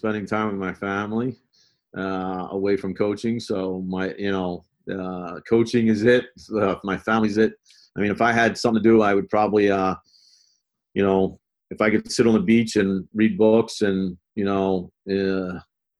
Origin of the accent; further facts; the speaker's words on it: Baltimore, Maryland, United States; moved away; I grew up in Baltimore.